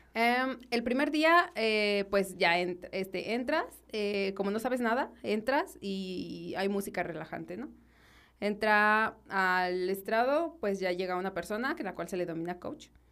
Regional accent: Guanajuato, Mexico; soy originaria de, Guanajuato Capital

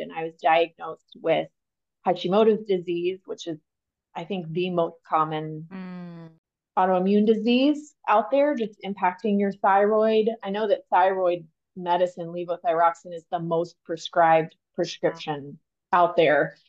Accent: Texas, United States; also born or lived in Pennsylvania; I grew up in Texas. Texas is home. I landed here by first grade.

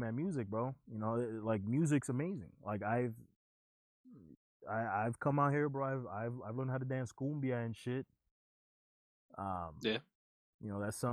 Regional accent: Union City, New Jersey, United States; moved away as an adult; now in Utah, United States; the city that we grew up in was is. Because, I mean, I've been out of the city for 7 years now, 8 years now.

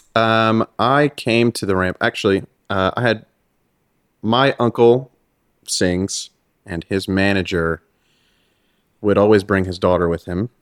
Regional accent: Freeport, New York, United States; moved away; also born or lived in Los Angeles, California / Hawthorne, California; I moved when I was nine to New York

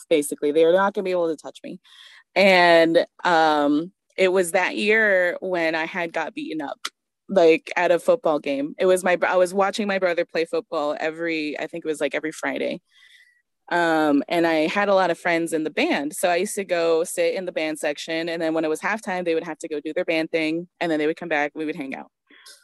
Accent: Germany; born there; I'm Bolivian Honduran, I was born in Germany, like, you know, the whole thing.

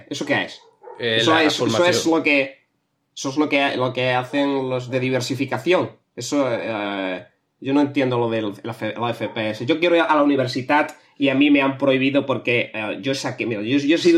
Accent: Barcelona, Catalonia, Spain; Eh, nada, yo soy de Barcelona. Eh, mi plan ahora es irme a la Barceloneta a pescar.

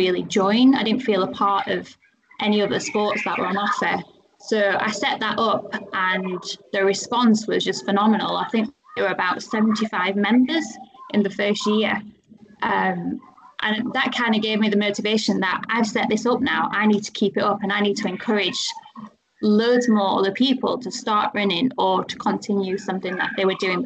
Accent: Rotherham, Yorkshire and the Humber, United Kingdom; I'm actually from Rotherham

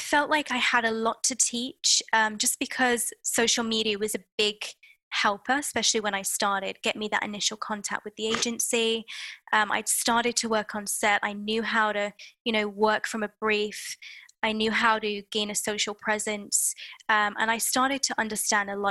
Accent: United Kingdom; being British

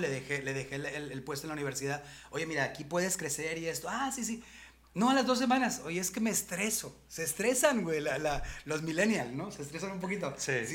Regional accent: Monterrey, Nuevo León, Mexico; Yo sí soy de Monterrey

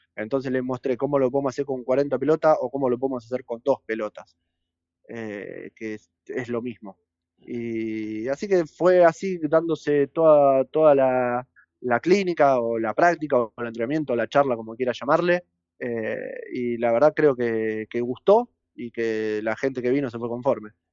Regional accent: Banfield, Buenos Aires Province, Argentina; yo soy nacido en Banfield, eh, jugué en Banfield toda mi vida

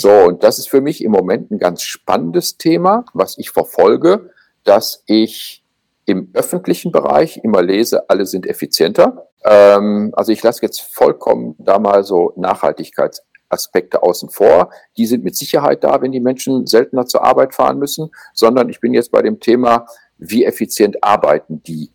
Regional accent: Germany; bei uns in Deutschland

